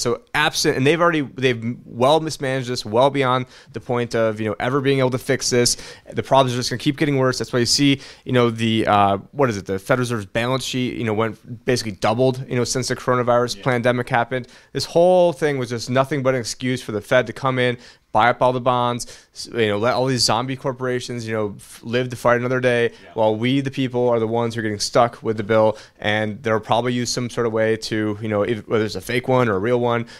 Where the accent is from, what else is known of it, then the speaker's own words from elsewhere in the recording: United States; as an American